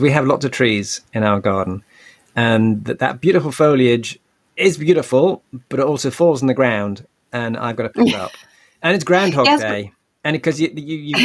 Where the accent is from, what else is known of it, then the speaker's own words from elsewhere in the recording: United Kingdom; I'm the token Brit normally